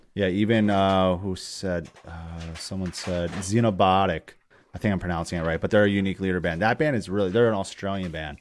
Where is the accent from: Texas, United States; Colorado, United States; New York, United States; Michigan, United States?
New York, United States; Poughkeepsie; where I grew up in Poughkeepsie, New York